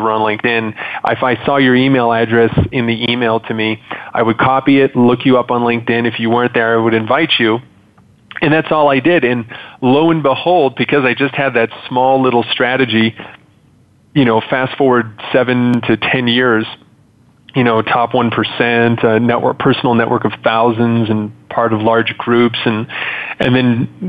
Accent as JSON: {"language": "English", "town": "Montreal", "region": "Quebec", "country": "Canada", "tie": "born or raised there", "moved": "yes", "said": "I was originally born and raised in Montreal, Canada"}